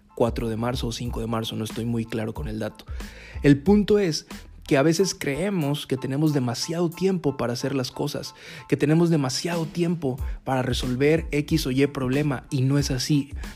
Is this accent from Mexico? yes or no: yes; Mexico; como mexicanos